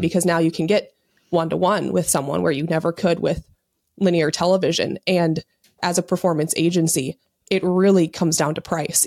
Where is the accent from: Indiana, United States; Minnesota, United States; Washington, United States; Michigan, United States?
Minnesota, United States; I'm Minnesotan